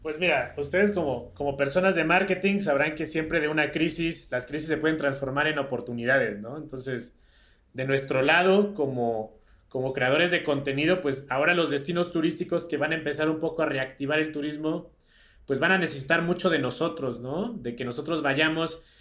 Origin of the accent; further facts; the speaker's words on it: Mexico; nosotros como mexicanos vivimos en un país tan privilegiado